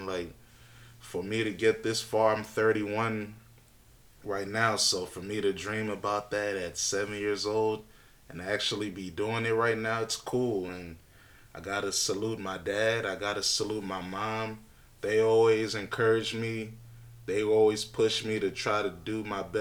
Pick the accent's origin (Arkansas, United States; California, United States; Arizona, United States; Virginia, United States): Virginia, United States; Alexandria; growing up in Northern Virginia, Alexandria to be exact